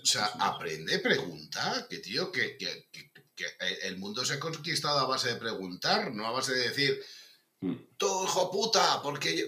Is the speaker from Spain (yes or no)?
yes; Navarre, Spain; also born or lived in Madrid; soy, soy, navarro